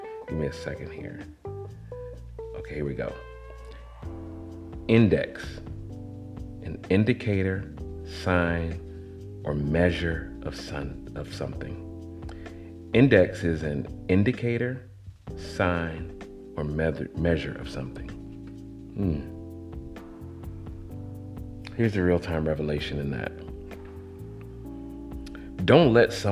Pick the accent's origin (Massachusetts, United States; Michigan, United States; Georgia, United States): Georgia, United States; College Park; also born or lived in Atlanta, Georgia; I grew up on Pool Creek Road in Atlanta. Then I was raised in College Park, GA, on the South Side.